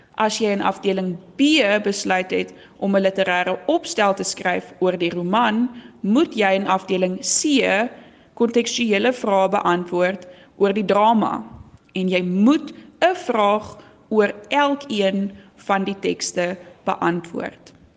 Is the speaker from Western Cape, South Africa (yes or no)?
yes; Swartland, Western Cape, South Africa; accent: Swartland brei (rolled r); Ek kom van die Swartland af. Dis hoekom ek so lekker brei